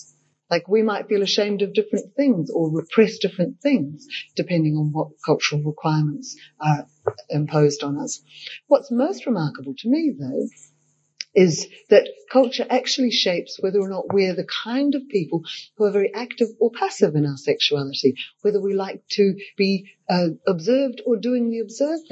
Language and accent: English; Australia; growing up in Australia